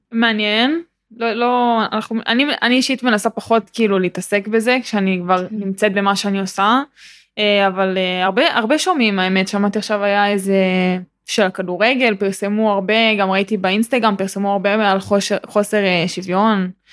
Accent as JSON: {"language": "Hebrew", "town": "Ra'anana", "region": "Central District", "country": "Israel", "said": "אני גם בת 19 אה, מרעננה"}